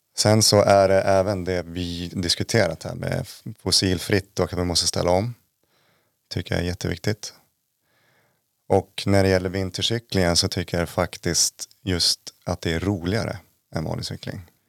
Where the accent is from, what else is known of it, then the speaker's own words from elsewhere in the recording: Uppsala, Uppsala County, Sweden; moved away as an adult; also born or lived in Jämtland Härjedalen; now in Jämtland, Sweden; jag är från Uppsala från början, flyttade hit 2015